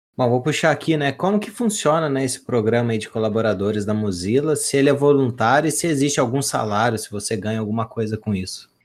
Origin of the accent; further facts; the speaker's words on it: southern Minas Gerais, Brazil; Eu sou aqui do sul de Minas